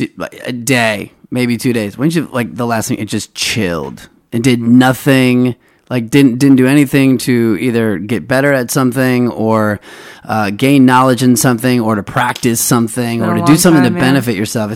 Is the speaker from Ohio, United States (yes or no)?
yes; Ohio, United States; Dude, I'm from Northeast Ohio. I mean, we got some hills and stuff and some woods.